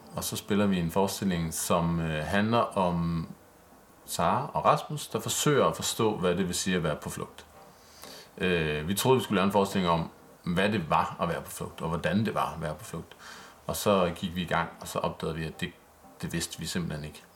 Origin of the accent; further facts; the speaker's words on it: Vordingborg, Zealand, Denmark; jeg er vokset op i Vordingborg